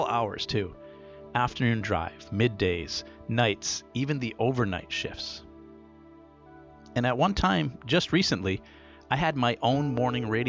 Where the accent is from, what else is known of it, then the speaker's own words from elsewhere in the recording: Rhode Island, United States; Growing up in Rhode Island